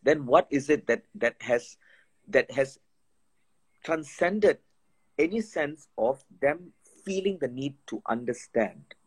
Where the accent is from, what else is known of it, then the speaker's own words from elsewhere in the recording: India; when I was growing up in India